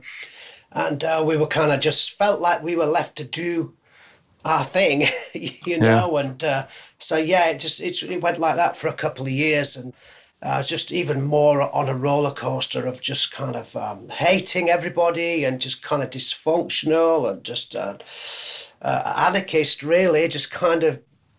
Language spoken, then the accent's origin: English; Leeds, Yorkshire and the Humber, United Kingdom; I'm a Yorkie, I'm a Yorkshireman